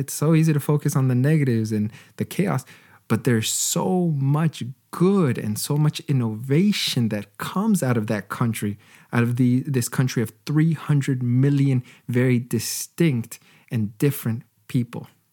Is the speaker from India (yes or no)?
no; Canada; As a Canadian